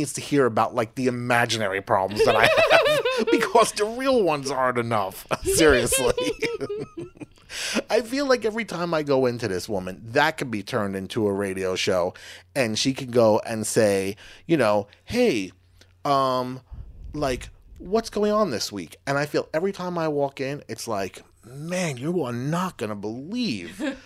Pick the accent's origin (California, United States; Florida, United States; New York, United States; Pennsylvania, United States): New York, United States; Long Island; growing up in Long Island, like, oh, this is me about a fishing hole and catching some fish with my grandpa's.